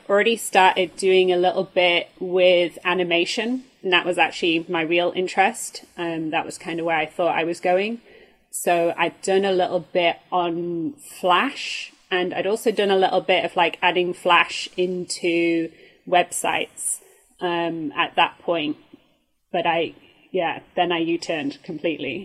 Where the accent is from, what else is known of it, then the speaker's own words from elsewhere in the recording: Yorkshire and the Humber, United Kingdom; now in Germany; I grew up in Yorkshire, which is the north of England